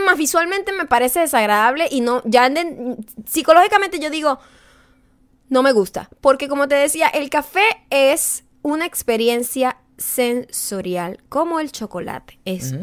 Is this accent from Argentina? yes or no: no; Venezuela; now in United States; Uno cuando es latino y un latino venezolano sabe esto